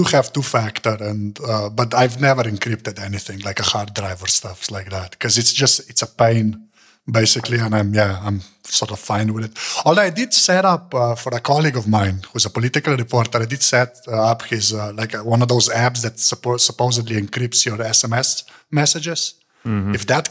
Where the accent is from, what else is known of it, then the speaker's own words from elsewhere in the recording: Slovakia; now in Slovenia; I'm actually from Slovakia.